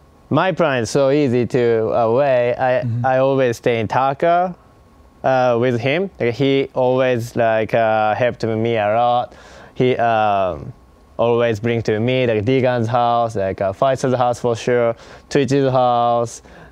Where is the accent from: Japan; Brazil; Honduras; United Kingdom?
Japan; Osaka; moved away as an adult; now in United States; Osaka, Japan.